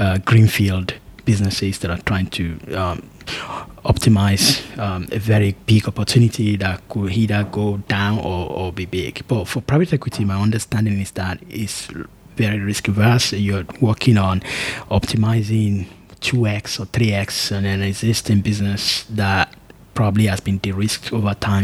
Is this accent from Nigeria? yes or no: yes; Nigeria; as a Nigerian